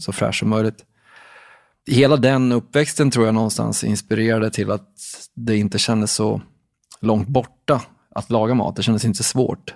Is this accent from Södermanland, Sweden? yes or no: yes; Katrineholm, Södermanland, Sweden; Jag kommer från en liten stad som heter Katrineholm i Sörmland.